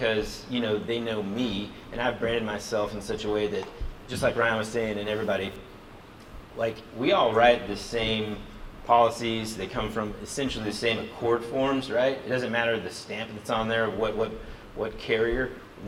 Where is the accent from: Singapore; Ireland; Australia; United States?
Singapore; born there; also born or lived in Jakarta, Indonesia; Like, I was born in Singapore. I used to live in Jakarta, Indonesia.